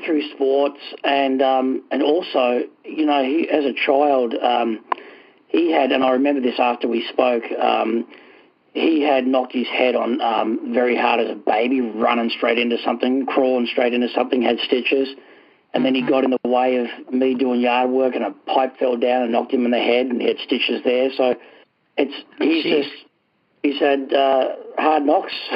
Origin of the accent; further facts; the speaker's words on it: Australia; moved away as an adult; now in New Hampshire, United States; I'm originally from Australia. Um, I came over here uh, in 2000, the year 2000.